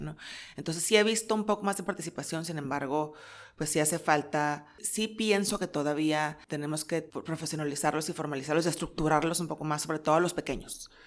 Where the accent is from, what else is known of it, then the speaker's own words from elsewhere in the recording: Mexico; somos mexicanos